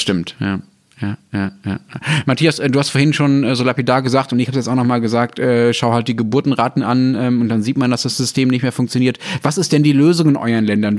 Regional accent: Ruhr area, North Rhine-Westphalia, Germany; ich bin ja im Ruhrgebiet aufgewachsen

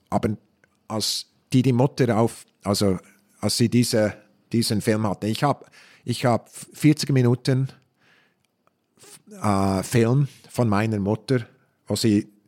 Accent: Switzerland; moved away; aufgewachsen mit Träumen, dass ich zurück bin, wo ich bin, wo ich war. In der Schweiz.

